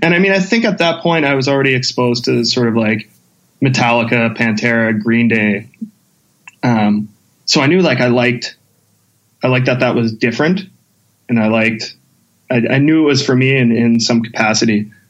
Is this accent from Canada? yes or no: yes; St. Albert, Alberta, Canada; I grew up in St. Albert, which was like at the time, it wasn't too big. It was a pretty small town kind of feel, but I mean, it's pretty much attached to Edmonton.